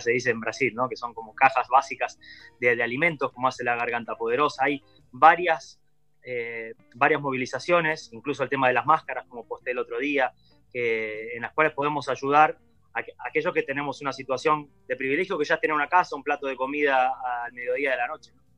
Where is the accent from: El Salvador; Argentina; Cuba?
Argentina; also born or lived in São Paulo, Brazil; now in Uruguay; como argentinos